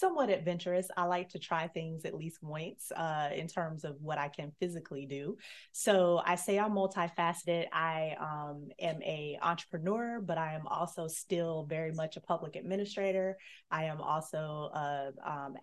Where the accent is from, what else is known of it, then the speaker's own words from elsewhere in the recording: Destin, Florida, United States; I grew up near Destin, Florida